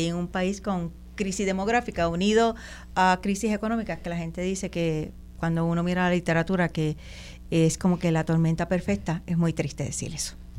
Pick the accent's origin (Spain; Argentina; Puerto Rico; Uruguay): Puerto Rico; yo soy puertorriqueña y nadie me lo va a quitar